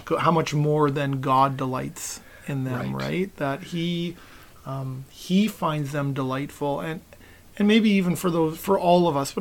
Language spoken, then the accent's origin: English; West Coast, Pacific Northwest, United States; I grew up on the West Coast and my dad, no matter where we were driving, he'd always point out Mount Baker, beautiful mountain in the Pacific Northwest